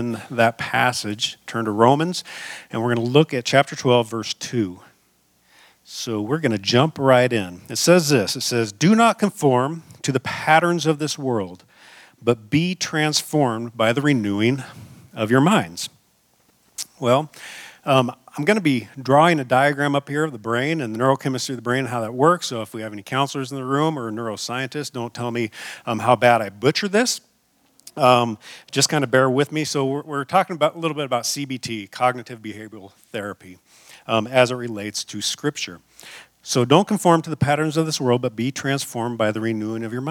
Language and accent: English; Seattle, Washington, United States; also born or lived in Front Range, Colorado; now in Colorado, United States; I'm from the Northwest, from Seattle